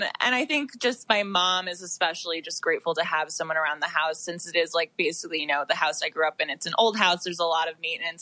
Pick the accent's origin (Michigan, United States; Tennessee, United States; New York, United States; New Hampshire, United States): New York, United States; I'm from New York, so my family based were based in New York my whole life